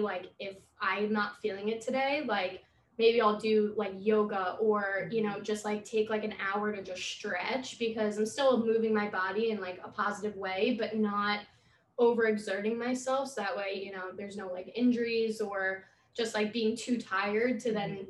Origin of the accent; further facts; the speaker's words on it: Long Island, New York, United States; Since I'm from Long Island too